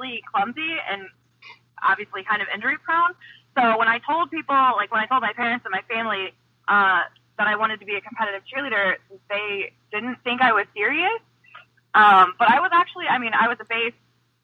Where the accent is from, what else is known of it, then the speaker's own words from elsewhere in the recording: Missouri, United States; I grew up in Missouri